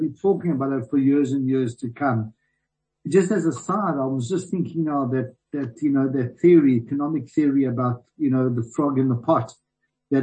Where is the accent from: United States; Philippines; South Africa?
South Africa; as a South African